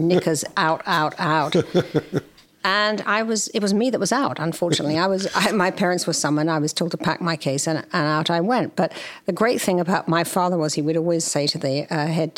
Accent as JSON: {"language": "English", "area": "near Henley-on-Thames", "region": "South East England", "country": "United Kingdom", "tie": "born or raised there", "moved": "as an adult", "lives_now": "United States", "said": "I was raised in England. I grew up in the country near Headley-on-Thames, which is about an hour or so from London."}